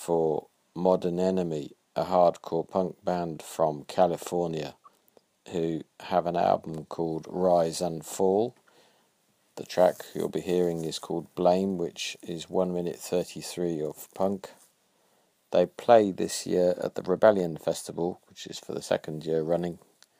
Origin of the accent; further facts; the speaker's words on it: Birmingham, West Midlands, United Kingdom; And they've even been to my hometown of Birmingham.